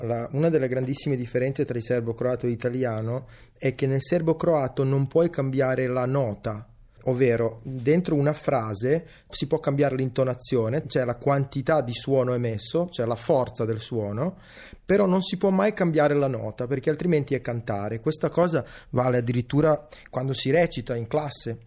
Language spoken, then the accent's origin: Italian; Veneto, Italy; Italian is a second language; sono linguisticamente cresciuto nel Veneto. Io ho imparato l'italiano giocando a rugby a Mira e andando a scuola a Mestre